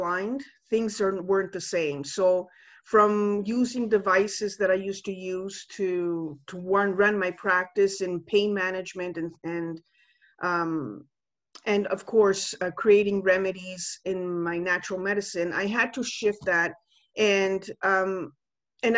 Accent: Canada; moved away as an adult; also born or lived in Italy; I just came back home because I was born and raised here in Canada.

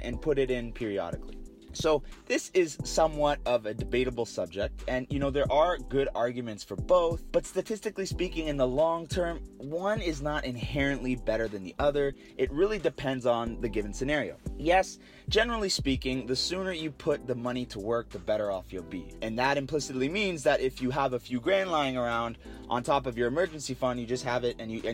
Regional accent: Canada; we're all Canadian

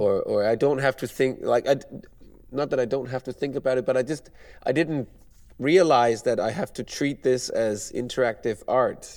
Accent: Denmark; moved away as an adult; now in Poland; I'm from Denmark right now. I work in Poland.

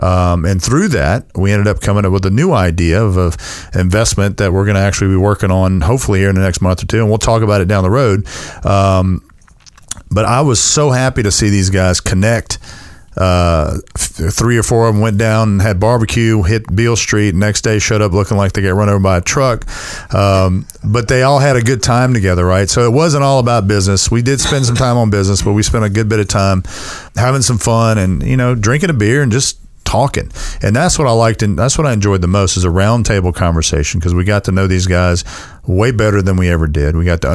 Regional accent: Baton Rouge, Louisiana, United States; now in Memphis, United States; Baton Rouge, Louisiana, my hometown.

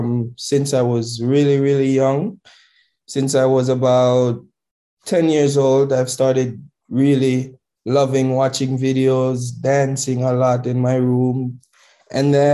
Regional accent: Jamaica; I'm from Jamaica

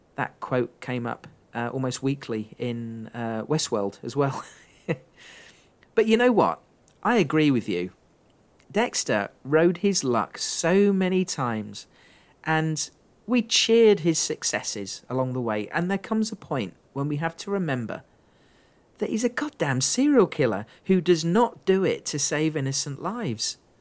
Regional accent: England, United Kingdom; accent: English; my English accent

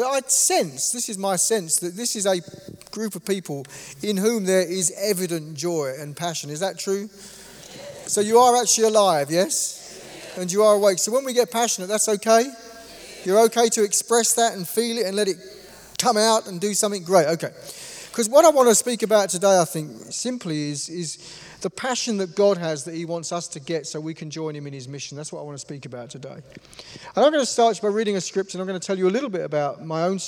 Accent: London, United Kingdom; I come from London, or just the east side of London.

